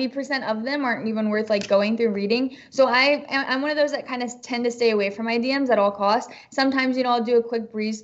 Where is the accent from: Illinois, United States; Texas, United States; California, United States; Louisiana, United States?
Texas, United States; now in Los Angeles, United States; I'm a Southern girl from Texas.